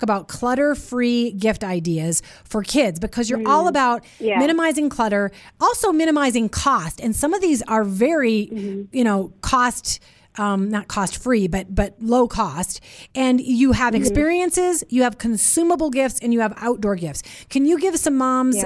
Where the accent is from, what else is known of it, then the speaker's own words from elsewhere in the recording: Minnesota, United States; we grew up in Minnesota together